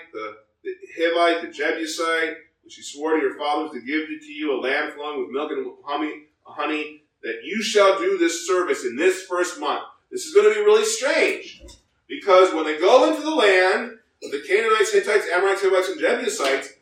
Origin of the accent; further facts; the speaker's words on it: United States; when we were raised in America